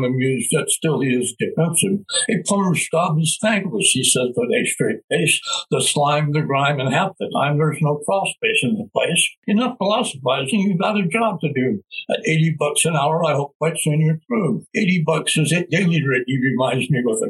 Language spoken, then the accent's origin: English; Albuquerque, New Mexico, United States; moved away as an adult; now in Rio Rancho, United States; I was raised in Albuquerque, and my friends are there, and my family is there